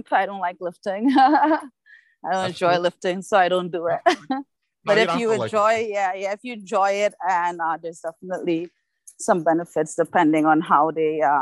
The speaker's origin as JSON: {"language": "English", "country": "Trinidad & Tobago", "also_born_or_lived": "Canada", "moved": "yes", "lives_now": "Toronto, Canada", "said": "I am from Trinidad."}